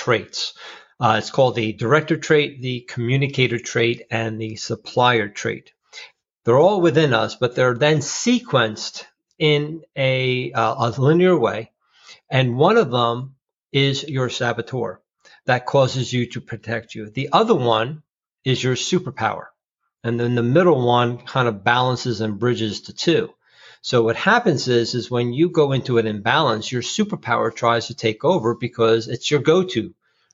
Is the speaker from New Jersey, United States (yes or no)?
yes; New Jersey, United States; I'm from Jersey